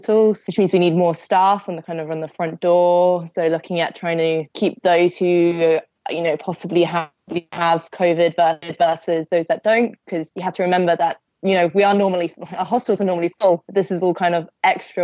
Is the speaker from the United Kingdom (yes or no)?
yes; Cornwall, South West England, United Kingdom; now in Essex, United Kingdom; I'm currently living in Essex, but I'm originally from Cornwall.